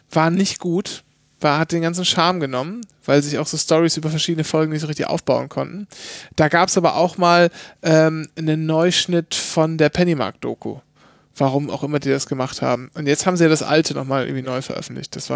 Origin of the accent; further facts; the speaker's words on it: Bavaria, Germany; Ich bin ja gar kein richtiger Bayer, ich komme ja aus Franken.